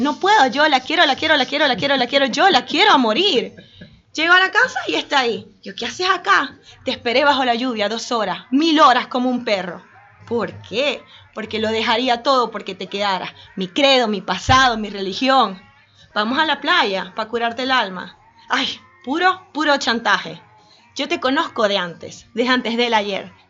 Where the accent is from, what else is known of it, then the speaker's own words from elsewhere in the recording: Venezuela; yo vengo de Venezuela y me sé muchas otras canciones, escuchamos otra cosa distinta, pero en Argentina es otra cosa.